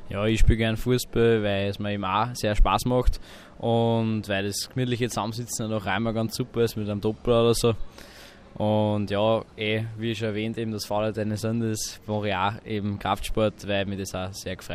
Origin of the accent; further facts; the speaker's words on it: Mauthausen, Upper Austria, Austria; komme aus Mauthausen und bin 16 Jahre alt.